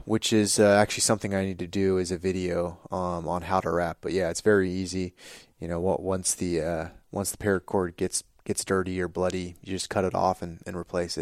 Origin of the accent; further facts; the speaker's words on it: California, United States; growing up in California